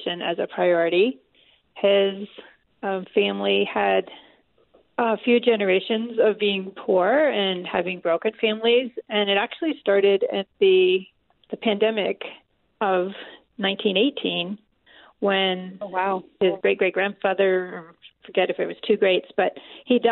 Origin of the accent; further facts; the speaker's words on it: Massachusetts, United States; moved away as an adult; also born or lived in Columbus, Ohio; I was born and raised in Massachusetts